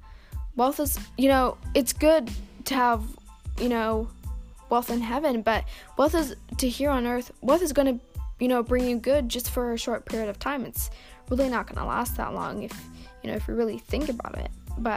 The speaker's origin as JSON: {"language": "English", "town": "Houston", "region": "Texas", "country": "United States", "said": "I'm not from Australia. I'm from Texas. I'm a Texas gal. But yeah, I mean, I don't have a Texas accent, but I am from Texas, Houston, Texas."}